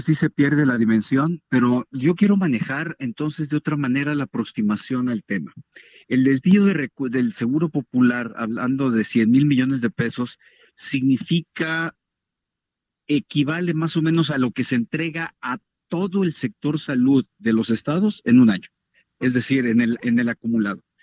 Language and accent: Spanish; Sinaloa, Mexico; a Sinaloa, de donde soy original